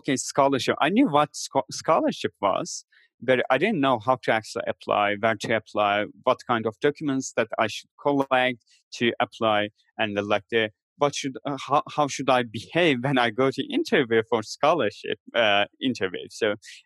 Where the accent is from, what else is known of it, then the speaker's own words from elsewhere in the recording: Turkey; moved away as an adult; also born or lived in Istanbul; my hometown where my family still live